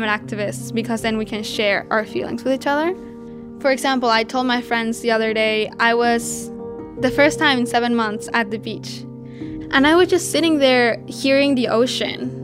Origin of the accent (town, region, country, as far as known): Mexico; born or raised there